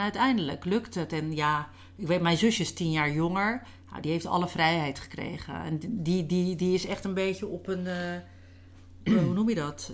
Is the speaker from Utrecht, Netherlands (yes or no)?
no; Rozenburg, South Holland, Netherlands; hier in eh, Rozenburg, waar ik ben opgegroeid